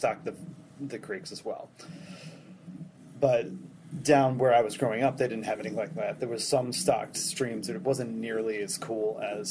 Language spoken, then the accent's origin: English; Perkasie, Pennsylvania, United States; now in Bethlehem, United States; I grew up just outside of Perkasie